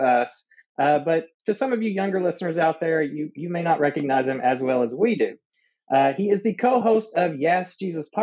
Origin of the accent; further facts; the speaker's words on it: Louisville, Kentucky, United States; we're from Louisville, Kentucky